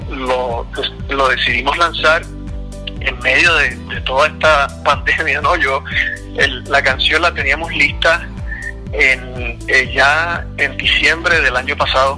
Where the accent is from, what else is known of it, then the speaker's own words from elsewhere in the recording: Puerto Rico; yo soy puertorriqueño, eh, entonces cuando pequeño en Puerto Rico, recuerdo que mi papá, mi papá siempre tocaba guitarra